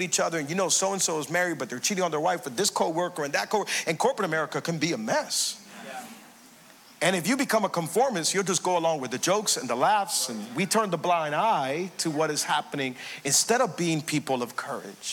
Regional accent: Hialeah, Florida, United States; I grew up in Hialeah, and I went to Twin Lakes Elementary

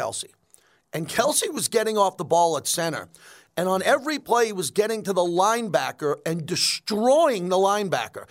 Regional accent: New York, United States; moved away; Growing up in New York with my dad, who was a diehard sports fan

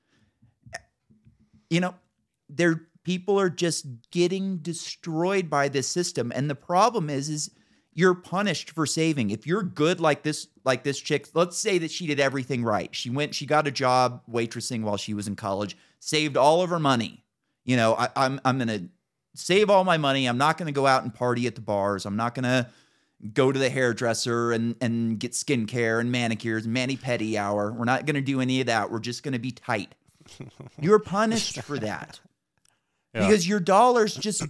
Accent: Northern California, United States; I moved back home, 2007

